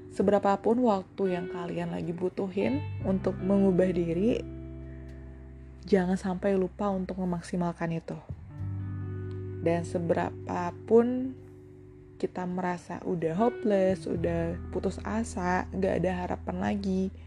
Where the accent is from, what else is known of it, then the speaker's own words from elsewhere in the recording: Bali, Indonesia; di salah satu radio yang ada di daerahku di Bali